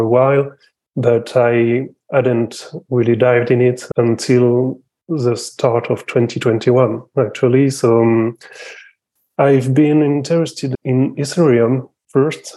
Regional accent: France; I'm from France

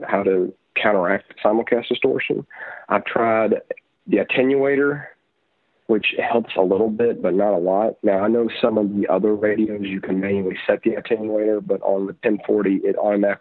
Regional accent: Louisville, Kentucky, United States; also born or lived in Richmond, Kentucky; my hometown of Louisville, Kentucky

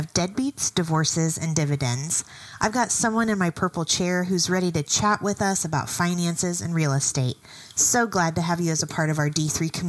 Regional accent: Farmland, Indiana, United States; was from farmland. And I was traveling once, I think I was at a college campus, and they said, oh, where are you from? And I said, I'm from farmland, Indiana.

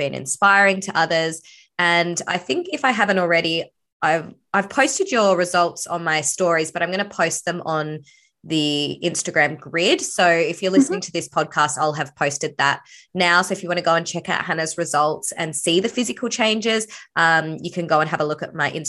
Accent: Sydney, New South Wales, Australia; I was born in Sydney

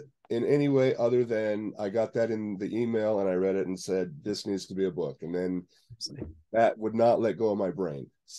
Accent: the West, United States; I say out here because I'm from the West, but anyway.

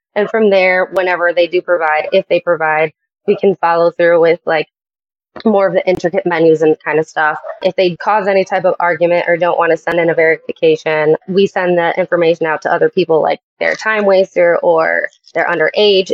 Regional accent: Chicago, Illinois, United States; I am from Chicago area

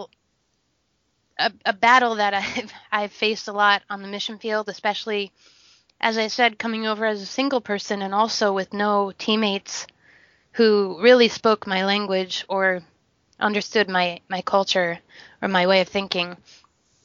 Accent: United States; moved away; also born or lived in South Sudan; as an American or as someone who's westernized

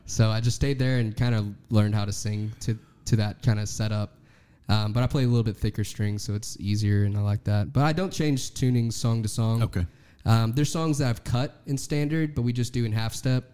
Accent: Texas, United States; growing up in Texas, you can't grow up in Texas and not hear

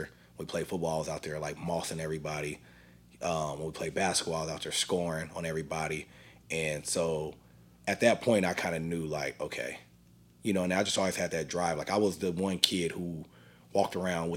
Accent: San Diego, California, United States; moved away as an adult; also born or lived in Boise, Idaho; I'm originally from Southeast San Diego, California

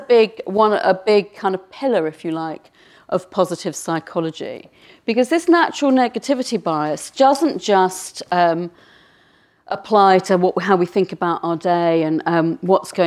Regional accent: United Kingdom; being a Brit

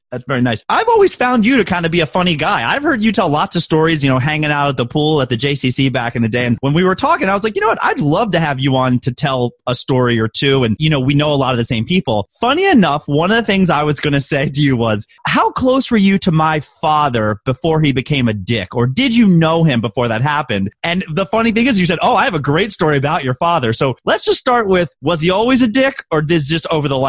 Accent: Baltimore, Maryland, United States; accent: Baltimore; I can turn on my Baltimore accent if I want to.

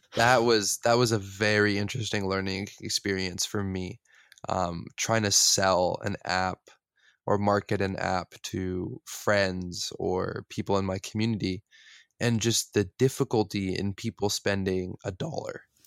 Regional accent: West Coast, United States; I grew up in the West Coast, so mountains, beaches, oceans

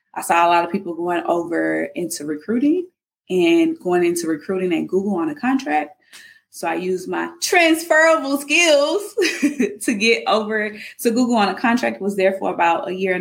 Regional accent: Dallas, Texas, United States; also born or lived in Mississippi / Austin, Texas; I was born in Mississippi. I'm from Dallas, Texas, moved to Dallas when I was 6.

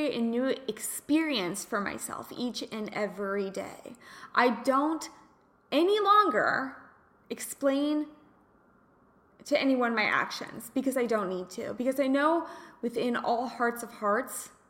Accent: Kansas, United States; moved away as an adult; also born or lived in California / Los Angeles, California; I'm from Kansas, went to California

